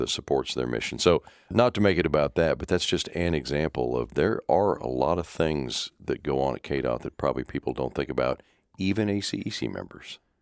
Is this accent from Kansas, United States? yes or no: yes; Topeka, Kansas, United States; I grew up just outside Topeka